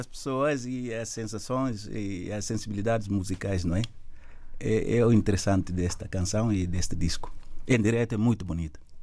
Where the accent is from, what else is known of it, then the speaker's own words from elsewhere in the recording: Gabú, Guinea-Bissau; moved away; nasci em Gabo, sou do Gabo